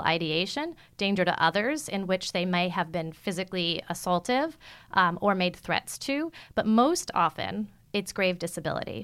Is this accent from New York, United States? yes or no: yes; New York City, New York, United States; moved away as an adult; now in San Francisco, United States; As a teenager growing up in Manhattan, I lived in Midtown